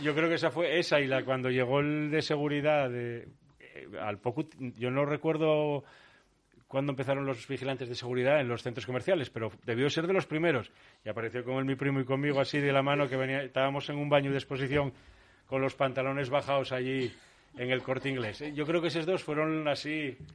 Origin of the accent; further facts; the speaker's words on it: Oviedo, Asturias, Spain; also born or lived in Vigo; yo con diez años llegué aquí a Oviedo, esto era en Vigo